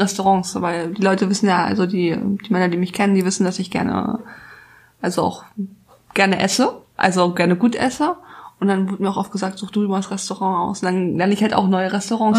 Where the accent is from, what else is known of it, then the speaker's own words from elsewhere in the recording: Hamburg, Germany; also born or lived in France; Ich komme aus Hamburg